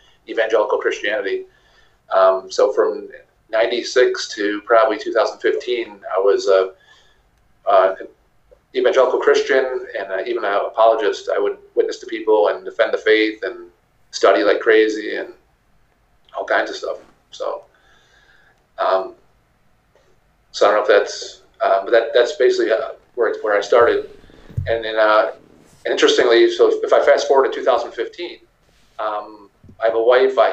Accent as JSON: {"language": "English", "town": "Buffalo", "region": "New York", "country": "United States", "also_born_or_lived": "Pittsburgh", "said": "I'm from Buffalo, New York, Western New York"}